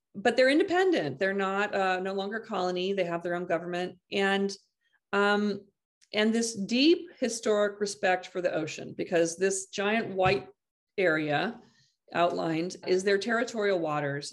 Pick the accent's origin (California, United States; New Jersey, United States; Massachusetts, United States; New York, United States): California, United States; Half Moon Bay; my hometown here, s, uh, half, this Half Moon Bay